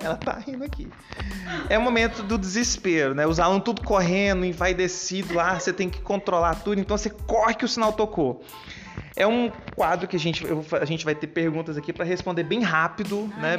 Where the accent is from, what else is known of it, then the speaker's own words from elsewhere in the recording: Goiânia, Goiás, Brazil; moved away as an adult; now in Petrópolis, Brazil; eu atualmente eu moro em Petrópolis, estado do Rio, é, mas eu sou de Goiânia, Goiânia, estado de Goiás